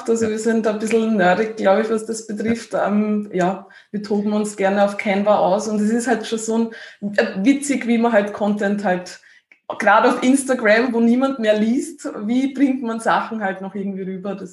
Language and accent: German; Lower Austria, Austria; Ähm, ich komme aus Niederösterreich, aus dem Waldviertel und ähm, lebe jetzt in der Nähe von Wien.